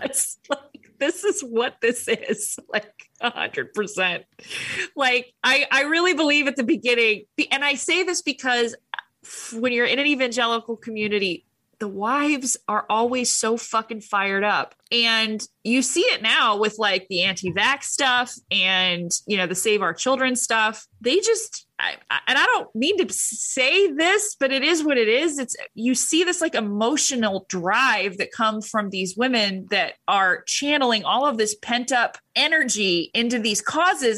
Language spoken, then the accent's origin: English; Huntington Beach, California, United States; I was raised in Huntington Beach